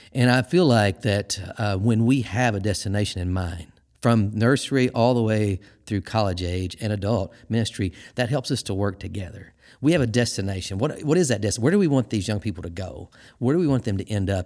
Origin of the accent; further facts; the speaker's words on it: Missouri, United States; moved away as an adult; also born or lived in Arkansas; now in Michigan, United States; I'm from Missouri my whole life, and I spent some time in Arkansas. And I moved to Michigan.